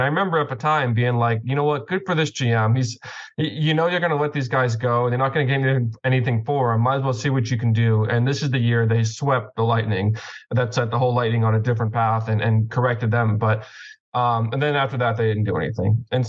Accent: Boston, Massachusetts, United States; I'm from Boston, if you didn't know.

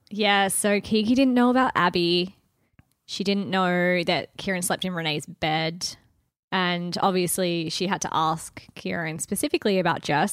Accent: Wagga Wagga, New South Wales, Australia; Hometowns to Wagga.

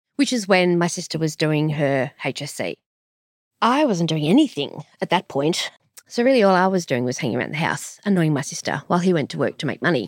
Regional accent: Sydney, New South Wales, Australia; also born or lived in Strathfield; I grew up in Camp Zee in, in a ish city, Sydney, and then Strathfield

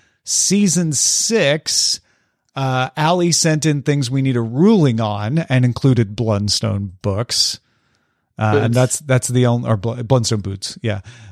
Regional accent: California, United States; moved away as an adult; now in Chicago, United States; I'm from Southern California, so boots weren't really a thing for me, but I moved to Chicago 5 years ago

